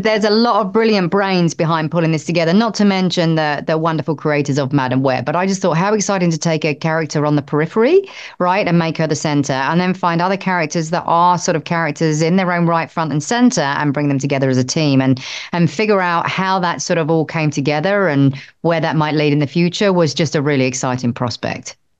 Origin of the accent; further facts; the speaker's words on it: United Kingdom; I'm British